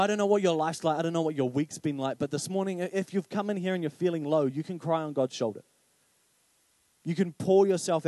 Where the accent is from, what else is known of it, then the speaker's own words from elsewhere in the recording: Paraparaumu, Wellington, New Zealand; I grew up in Paraparaumu